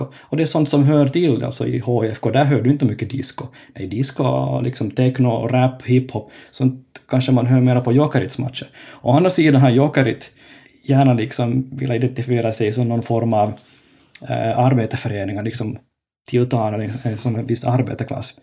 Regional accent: Finland; now in Kokkola, Finland; jag är finlandssvensk

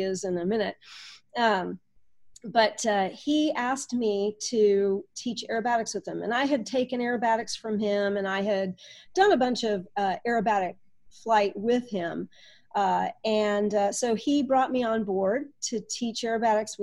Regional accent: California, United States; moved away as an adult; also born or lived in Illinois; I grew up in California

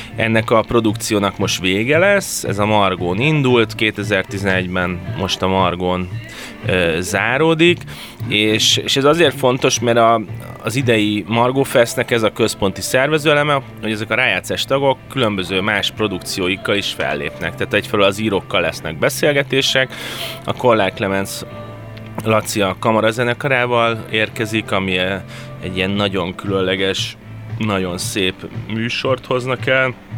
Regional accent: Budapest, Hungary; én Budapesten születtem

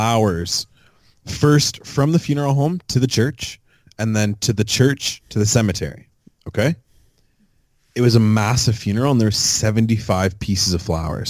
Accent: Fort Erie, Ontario, Canada; I'm from a town 15 minutes outside the Falls.

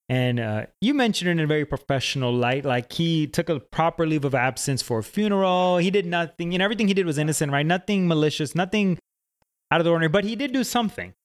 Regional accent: Atlanta, Georgia, United States; We're both from Atlanta

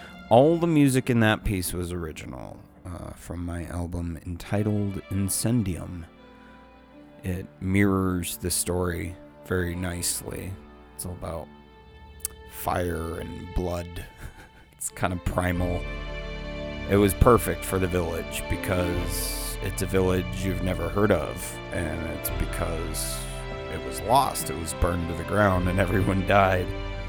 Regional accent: San Diego, California, United States; I'm 35, and I'm from San Diego, and I'm an artist slash producer.

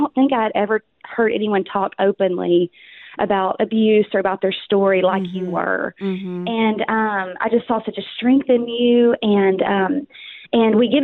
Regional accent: Arkansas, United States; accent: Southern; moved away as an adult; now in Dallas, United States; I'm from Arkansas, born and raised, moved to Texas 13 years ago

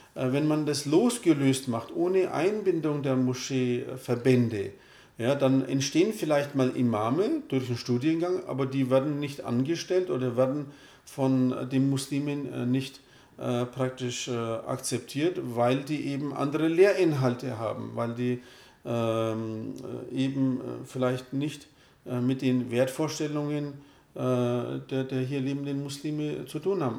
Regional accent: Röthenbach, Bavaria, Germany; also born or lived in Turkey; Ich bin hier in Deutschland aufgewachsen, lebe seit 50 Jahren hier

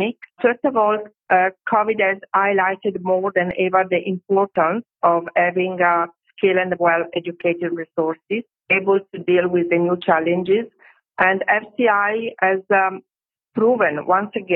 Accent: Italy; I'm from Italy

